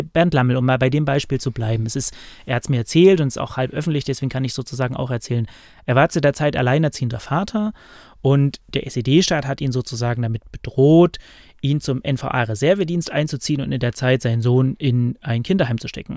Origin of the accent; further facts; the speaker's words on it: East Germany, Germany; ich bin ja im Osten geboren und groß ja. geworden